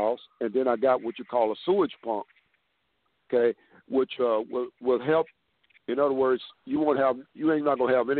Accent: Houston, Texas, United States; I was born and raised in Fifth Ward, Texas, in Houston, Texas.

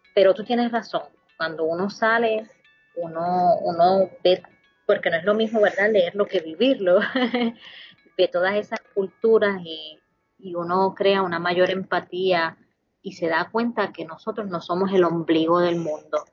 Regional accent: Utuado, Puerto Rico; moved away as an adult; also born or lived in Texas; now in Canada; qué es eso de una utuadeña y quieran investigar, ¿verdad?, eh, qué es eso de Utuado y cuando vayan a visitar a Puerto Rico, Utuado sea uno de esos destinos. Quieran, quieran ir a conocer a mi pueblo.

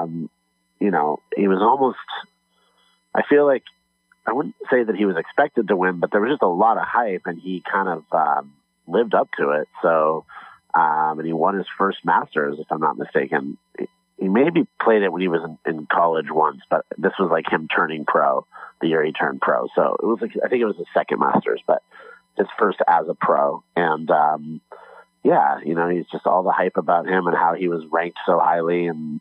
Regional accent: Los Angeles, California, United States; I'm from Los Angeles

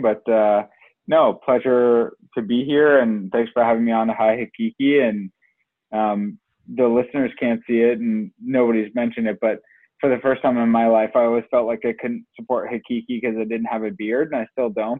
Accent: Oakville, Ontario, Canada; also born or lived in Brampton; me and Sunshine are from Oakville

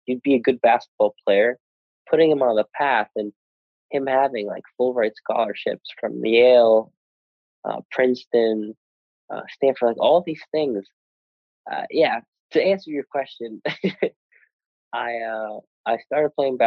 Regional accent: Sweden; moved away; I'm half Bostonian, is that what it's called? Half Swedish. And I played basketball, grew up in Sweden

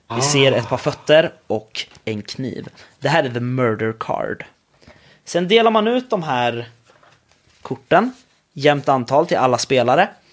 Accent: Sweden; jag kommer från Sverige.

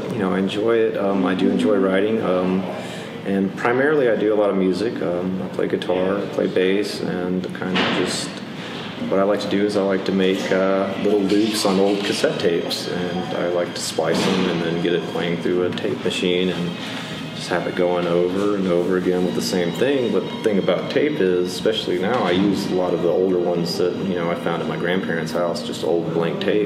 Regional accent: Midland, Texas, United States; now in Austin, United States; Born in Midland, Texas in 1982, and left around 2000 to start college

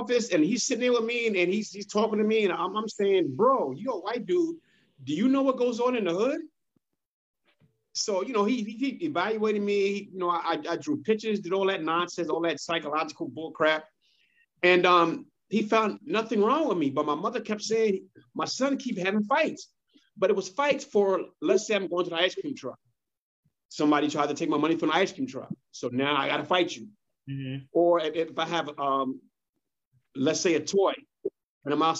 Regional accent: New York City, New York, United States; Hollis, Queens. I grew up in Hollis, Queens back in the day

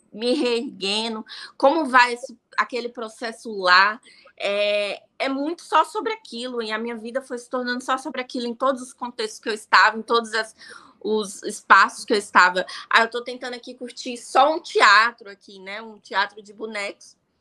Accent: Ceilândia, Federal District, Brazil; Eu sou nascida e criada em Ceilândia, sou brasiliense

